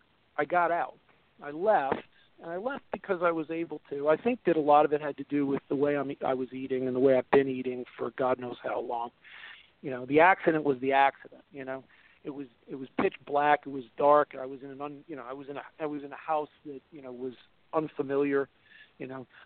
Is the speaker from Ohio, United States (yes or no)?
no; New York, United States; we're from New York